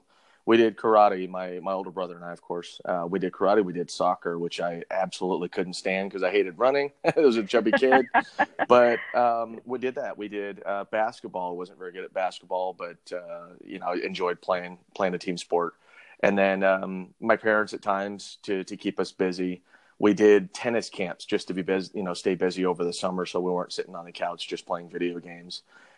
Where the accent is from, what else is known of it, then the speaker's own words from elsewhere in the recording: Las Vegas, Nevada, United States; also born or lived in Hawaii; Was born in Hawaii. And we moved before I turned three and moved out to Las Vegas.